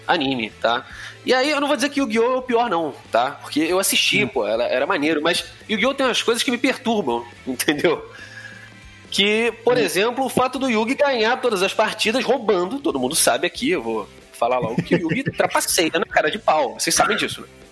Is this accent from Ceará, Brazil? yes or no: no; Rio de Janeiro, Brazil; eu fosse carioca